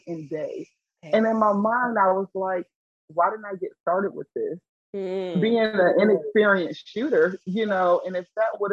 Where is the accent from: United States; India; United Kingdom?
United States; Bunn, North Carolina; also born or lived in Durham, North Carolina / Raleigh, North Carolina; And I lived in Bun, North Carolina. Some people may know of it. It's right outside of Lewisburg. But that's where I grew up